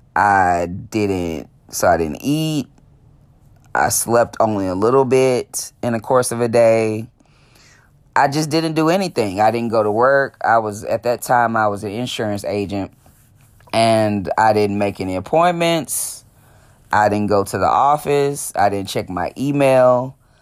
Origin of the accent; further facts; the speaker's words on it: Dallas, Texas, United States; born and raised in Dallas, Texas